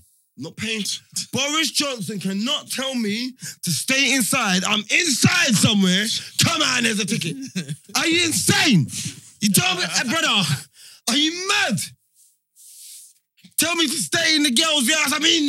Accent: Jamaica; We're Jamaican.

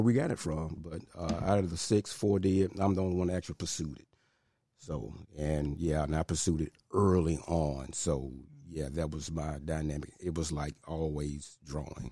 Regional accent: Memphis, Tennessee, United States; Born and raised in Hollywood, North Memphis

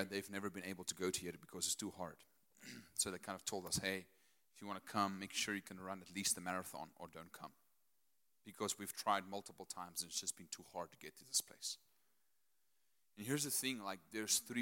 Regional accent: Potchefstroom, North West, South Africa; I'm Afrikaner from Potchefstroom.

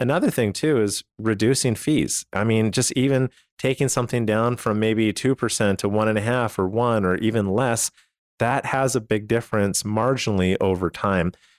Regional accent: Canada; now in United States; I come from Canada

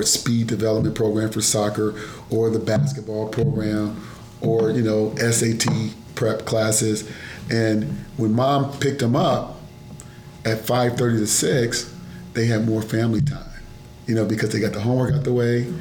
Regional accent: Detroit, Michigan, United States; now in Plano, United States; I'm from Detroit

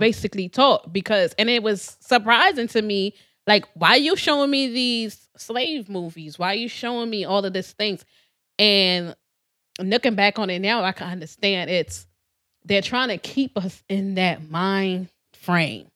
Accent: Trinidad & Tobago; moved away; I was born in Trinidad

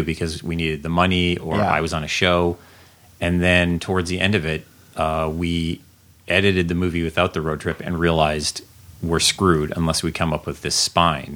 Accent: Canada; moved away as an adult; also born or lived in Alberta; now in Los Angeles, United States; my growing up in Canada

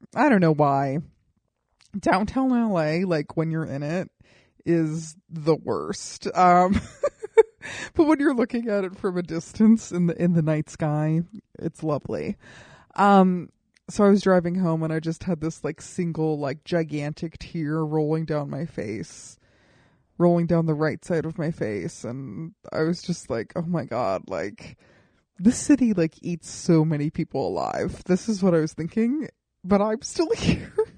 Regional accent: Colorado Springs, Colorado, United States; moved away as an adult; now in Los Angeles, United States; people who I grew up with in Colorado Springs

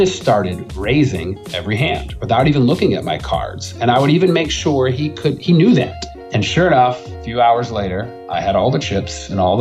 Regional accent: Texas, United States; I'm from Texas

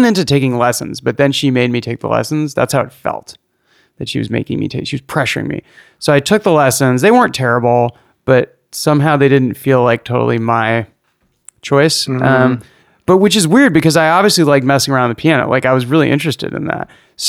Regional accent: Berkeley, California, United States; moved away; I grew up in Berkeley.

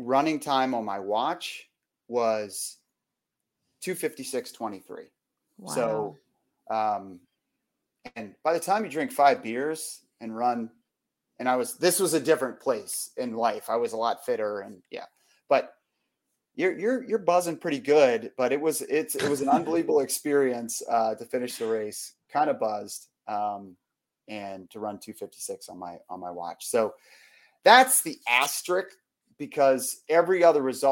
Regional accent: Arlington, Virginia, United States; my hometown, Arlington

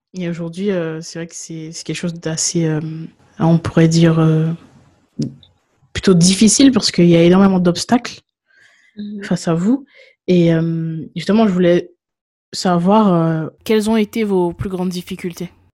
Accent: Guadeloupe; moved away; je viens de Guadeloupe et je me souviens que bah, je vivais encore en Guadeloupe lorsqu'il y a eu la, grève en 2009

